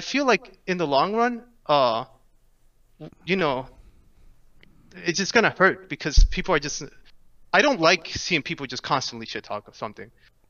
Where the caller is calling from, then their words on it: Orlando, Florida, United States; Orlando, Florida.